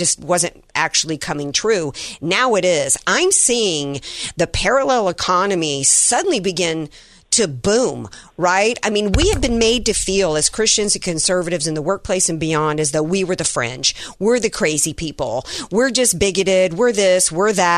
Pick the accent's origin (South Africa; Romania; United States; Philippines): United States; Louisiana; I'm from Louisiana